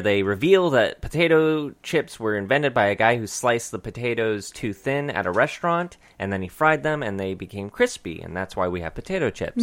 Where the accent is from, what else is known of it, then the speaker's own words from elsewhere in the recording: United States; we do come from a fucking awesome country of freedoms